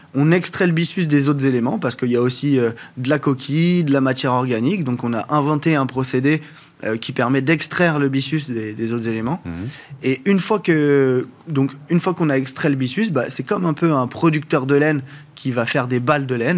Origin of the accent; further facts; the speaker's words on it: France; je suis originaire de la bête du Mont-Saint-Michel